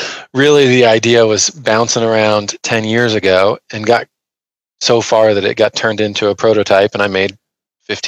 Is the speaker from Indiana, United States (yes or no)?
yes; Indiana, United States; also born or lived in Ohio; I grew up in Indiana, Midwest kid